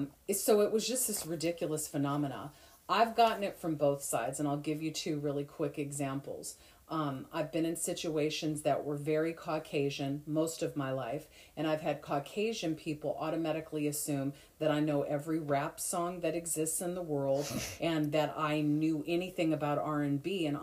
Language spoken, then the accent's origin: English; Detroit, Michigan, United States; My mom had a little bit of that because, you know, I'm from Detroit.